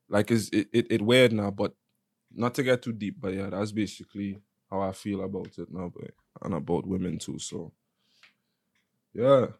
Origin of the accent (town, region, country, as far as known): Nigeria; now in Los Angeles, United States